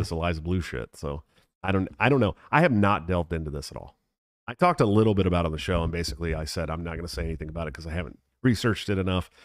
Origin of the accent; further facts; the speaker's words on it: Bay Area, California, United States; moved away; I'm from the Bay Area, right? Born and raised in California, Bay Area